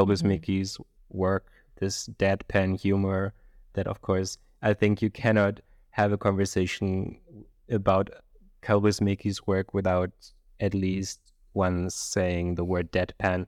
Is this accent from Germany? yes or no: yes; Germany; I'm from Germany